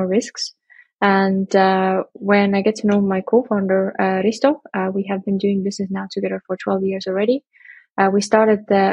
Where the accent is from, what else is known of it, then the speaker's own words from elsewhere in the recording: Estonia; now in Berlin, Germany; we are from Estonia